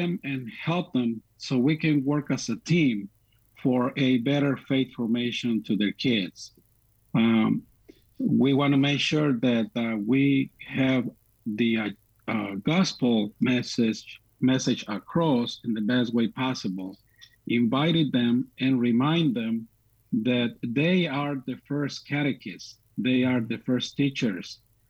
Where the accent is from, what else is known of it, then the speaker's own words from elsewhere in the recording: Mexico; also born or lived in South Bend, Indiana; now in Chicago, United States; Well, I was born and raised in Mexico. I have four sisters and two brothers. I was born in a tiny little forgotten place and a rural place in Mexico.